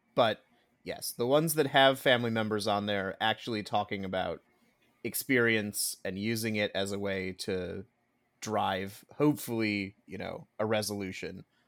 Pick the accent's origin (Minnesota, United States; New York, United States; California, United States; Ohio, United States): Minnesota, United States; as a Minnesotan